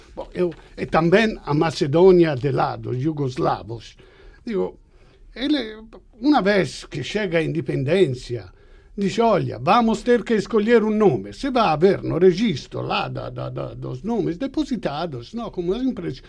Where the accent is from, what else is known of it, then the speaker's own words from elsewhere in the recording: Italy; Portuguese is a second language; moved away; eu sou, sou italiano